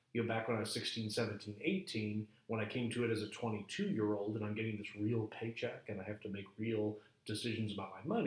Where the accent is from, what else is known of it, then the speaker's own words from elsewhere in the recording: Chicago, Illinois, United States; I grew up in Chicago